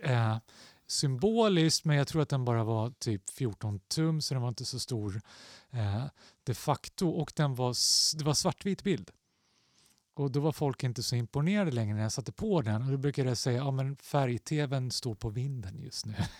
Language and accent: Swedish; Stockholm, Stockholm County, Sweden; jag växte upp i Axelsberg, två tunnelbanestationer från Aspudden